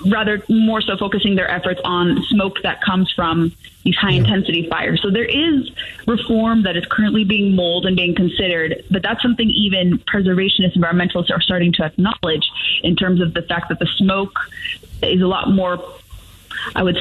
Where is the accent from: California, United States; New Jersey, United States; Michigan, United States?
California, United States; Southern; moved away as an adult; I'm from California originally. I left the state about a decade ago, but I remember the frequency of wildfires and high intensity fires, even where I grew up in Southern California